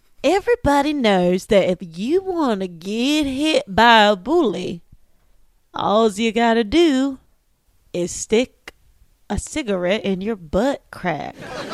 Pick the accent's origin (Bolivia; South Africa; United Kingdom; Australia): United Kingdom; Why wasn't I on Harry Potter? Because I'm British.